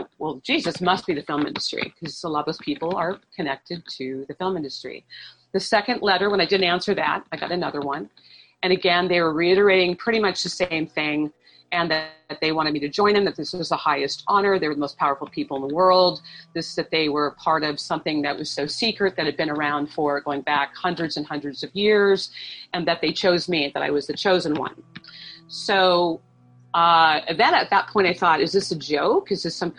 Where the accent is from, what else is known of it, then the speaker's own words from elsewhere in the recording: St. Louis, Missouri, United States; I was born in St. Louis, Missouri